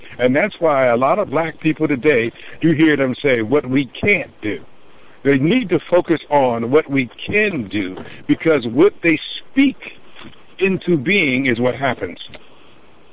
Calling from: Nebraska, United States; I'm calling from Nebraska today

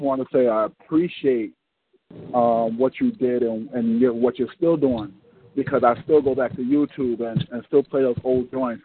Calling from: North New Jersey, United States; I'm calling from North New Jersey

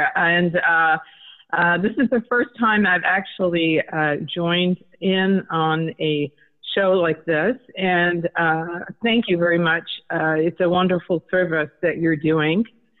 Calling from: California, United States; I'm calling from California.

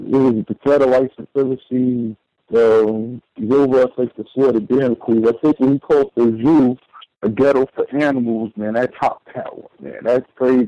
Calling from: New York, United States; from New York.

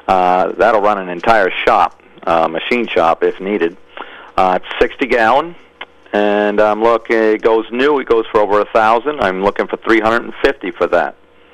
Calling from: Norway, Maine, United States; I am calling from Norway.

